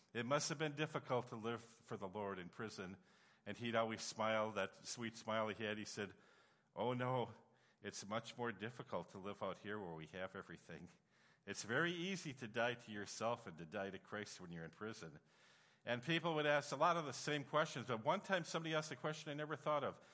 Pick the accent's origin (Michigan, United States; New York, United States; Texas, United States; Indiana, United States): Michigan, United States; Upper Peninsula of; moved away as an adult; also born or lived in Kyiv, Ukraine / Russia; I'm from Upper Michigan.